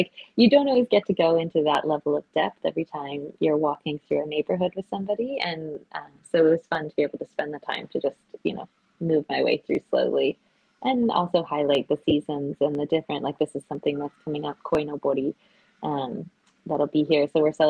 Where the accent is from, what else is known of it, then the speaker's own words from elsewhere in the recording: Japan; I think growing up in Japan, you are exposed to this standard of beauty so much that it becomes like somewhat innate in you